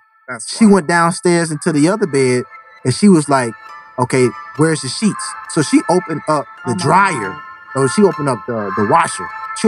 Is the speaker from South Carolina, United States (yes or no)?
yes; South Carolina, United States; also born or lived in Hartford, Connecticut / Florida / Los Angeles; now in Atlanta, United States; I'm from Hartford and grew up in South Carolina. You know, went to school in Florida and came to Atlanta in 06. Did a couple years in LA, but I don't count.